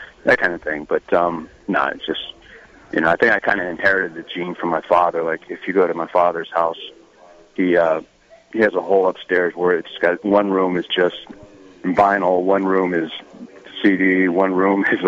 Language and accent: English; San Francisco, California, United States; moved away as an adult; also born or lived in Los Angeles; now in Nashville, United States; I was born in San Francisco, actually, and lived there until I was 17.